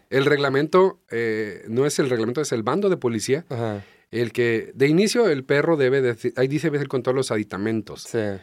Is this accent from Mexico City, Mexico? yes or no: no; small port in Jalisco, Mexico; now in Tijuana, Mexico; soy de un puerto pequeño, se llama Carelles, ahí en Jalisco